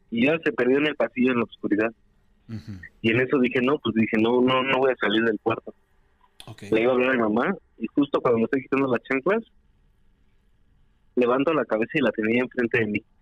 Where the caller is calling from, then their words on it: Mexico City, Mexico; De Ciudad de México.